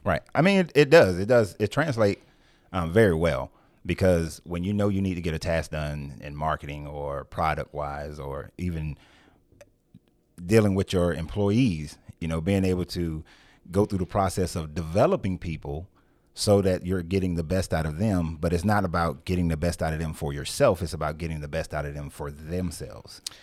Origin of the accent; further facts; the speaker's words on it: Marietta, Georgia, United States; I was born and raised in Marietta, Georgia